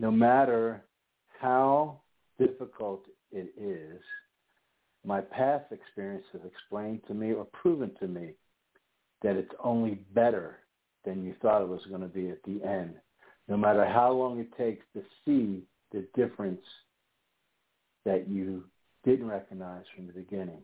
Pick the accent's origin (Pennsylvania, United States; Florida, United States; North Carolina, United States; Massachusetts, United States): Pennsylvania, United States; I was born and raised in Pennsylvania